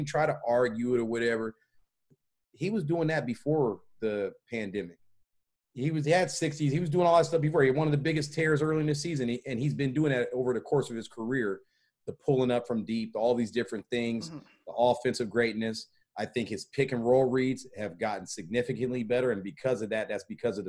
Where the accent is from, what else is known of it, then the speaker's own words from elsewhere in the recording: Portland, Oregon, United States; I'm from Portland, Oregon